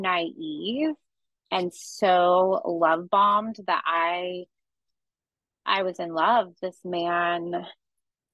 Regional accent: California, United States; I grew up in California

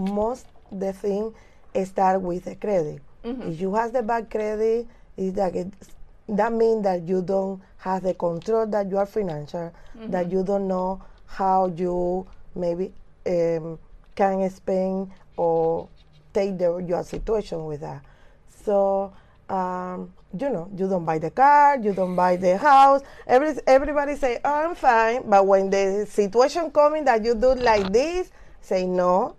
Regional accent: Cuba; English is a second language; moved away; I'm from Cuba

